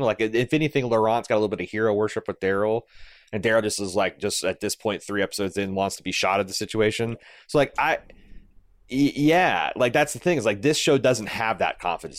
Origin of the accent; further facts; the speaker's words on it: Midwest, United States; growing up in the Midwest